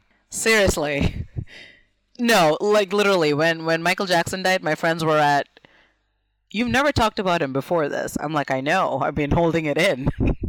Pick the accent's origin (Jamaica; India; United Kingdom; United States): India; And I'm from India. Lots of cows and lots of boys, but no cowboys.